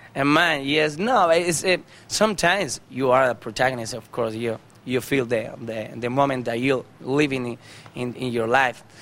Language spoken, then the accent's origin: English; Almería, Andalusia, Spain; English is a second language; I was born in Andalusia, you know, in Almeria